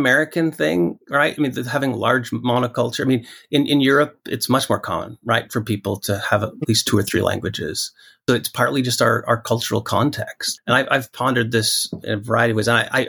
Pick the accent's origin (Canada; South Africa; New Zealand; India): Canada; Western Canada; Whereas if you live in a monoglot culture where I grew up in Western Canada, typically you didn't have to, there wasn't that external compulsion.